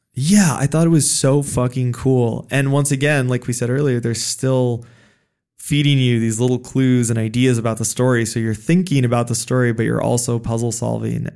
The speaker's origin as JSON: {"language": "English", "country": "United States", "said": "as a American playing this game"}